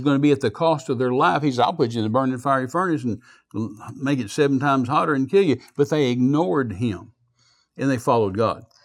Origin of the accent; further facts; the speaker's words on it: United States; moved away; also born or lived in New Zealand; When did I become an American